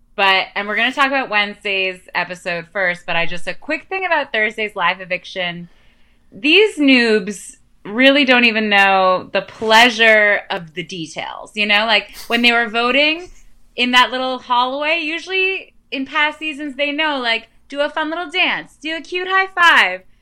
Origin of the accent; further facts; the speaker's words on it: Canada; I'm Canadian